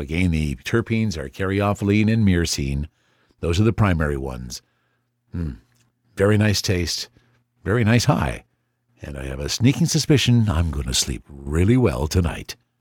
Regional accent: Canada; As a Canadian

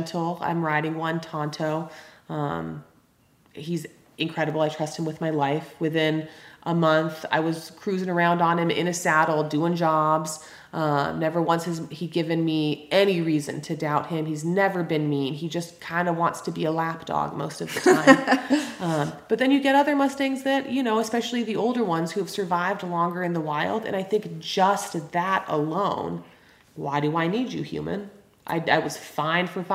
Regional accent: Los Angeles, California, United States; moved away as an adult; now in Greenough, Montana, United States; So I was born and raised in Los Angeles, California. I'm totally a Valley girl

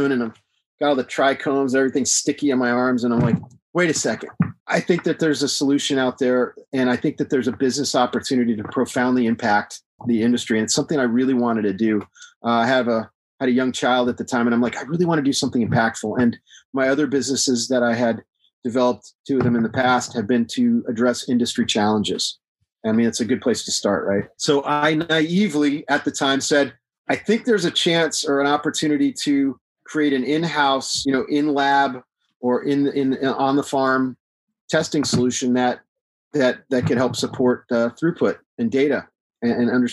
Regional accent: Texas, United States; I live in Texas. I'm from Texas

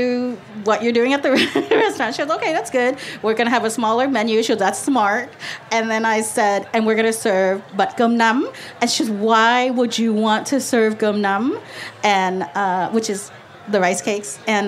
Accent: Northern Vietnam, Vietnam; now in Los Angeles, United States; I'm from North Vietnam

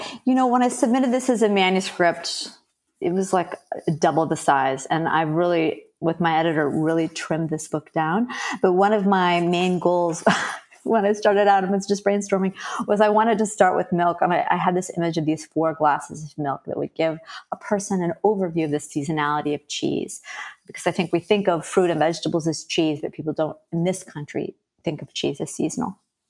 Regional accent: Wisconsin, United States; now in Philadelphia, United States; You know, when I moved to Philadelphia from Wisconsin, I really missed cheese. I mean, it's bizarre because if I'd stayed in the state of Wisconsin, I'm sure I never would have started a blog

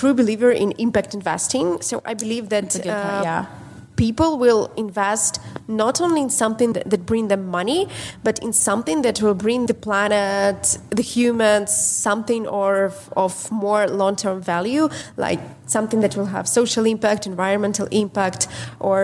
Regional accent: Ukraine; I'm from Ukraine

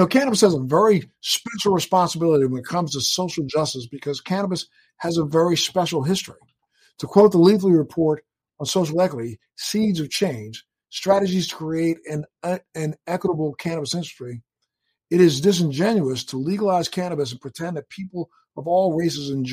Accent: Baltimore, Maryland, United States; I'm a Baltimore boy

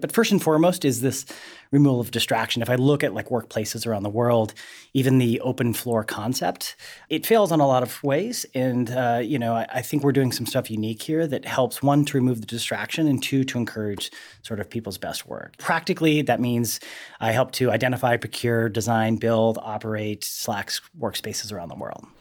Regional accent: Helena, Montana, United States; moved away; I'm originally again from Helena, Montana

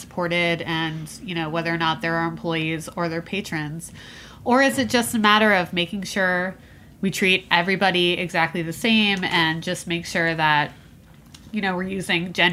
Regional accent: New Jersey, United States; now in New York City, United States; "Where are you from?" And I'm like, "Oh, Jersey."

